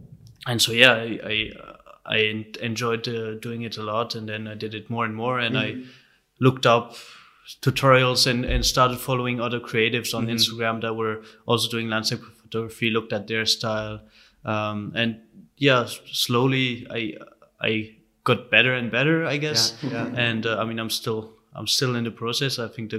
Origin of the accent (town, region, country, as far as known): Brussels, Brussels-Capital Region, Belgium; born or raised there; moved away as an adult; also born or lived in Hanover, Germany; now in Berlin, Germany